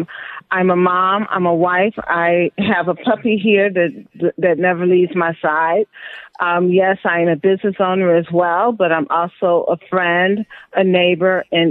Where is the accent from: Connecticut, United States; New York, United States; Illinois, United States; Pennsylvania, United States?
Illinois, United States; Chicago; I grew up on the south side of Chicago.